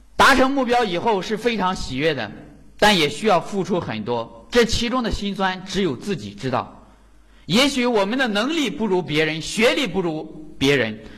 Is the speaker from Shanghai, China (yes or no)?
no; Jinan, Shandong, China; 我是来自山东济南的